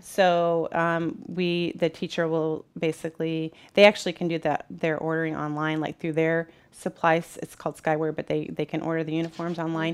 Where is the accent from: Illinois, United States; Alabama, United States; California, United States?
Illinois, United States; Peoria; I grew up in the Peoria Public Schools and just fell in love with it